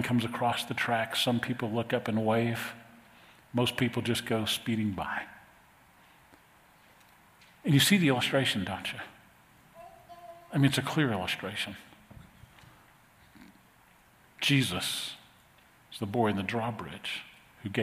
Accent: New Orleans, Louisiana, United States; When I was a kid growing up in New Orleans, we had a great youth group

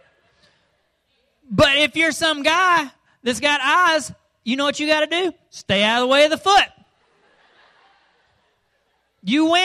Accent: Arkansas, United States; we're rednecks from Arkansas.

